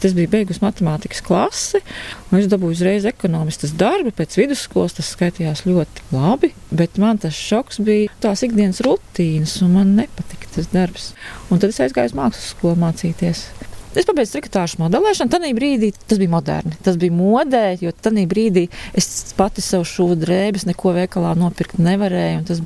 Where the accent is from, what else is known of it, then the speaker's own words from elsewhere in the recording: Riga, Latvia; pati es esmu 100% uzaugusi Rīgā uz akmeņiem, bet es uzaugu pie Agenskalna tirgus.